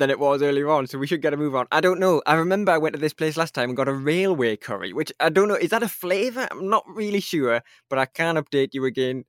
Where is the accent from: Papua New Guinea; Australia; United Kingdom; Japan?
United Kingdom; Newcastle, North East England; And I've never been more proud to say I'm from Newcastle and to be a Eurovision fan at the same time.